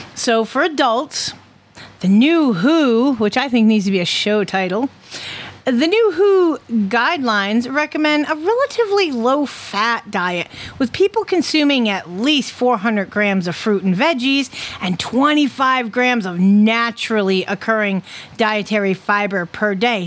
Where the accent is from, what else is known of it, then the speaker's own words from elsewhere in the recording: Connecticut, United States; my home state